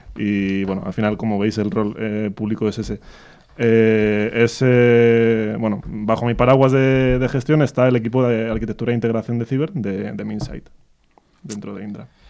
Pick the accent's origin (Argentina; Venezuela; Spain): Spain; Madrid, Community of Madrid; yo soy madrileño, muy madrileño